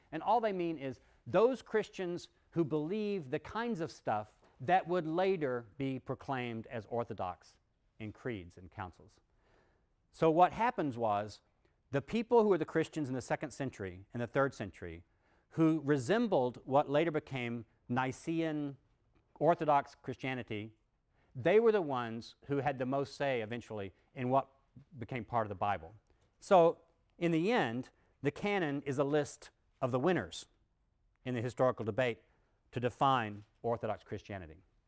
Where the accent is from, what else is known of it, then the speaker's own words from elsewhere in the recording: Texas, United States; when I was a kid growing up in Texas